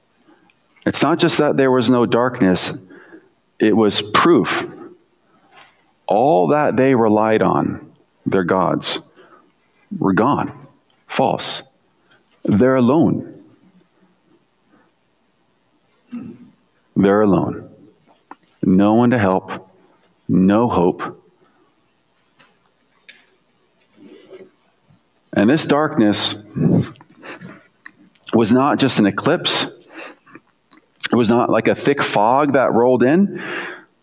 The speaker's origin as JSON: {"language": "English", "country": "United States", "said": "as an American"}